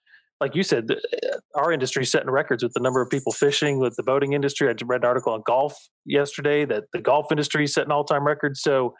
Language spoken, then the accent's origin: English; Florida, United States; And where I live now, and I grew up in the St. Pete, Tampa, Bradenton area, that, like I said, the colder, the better.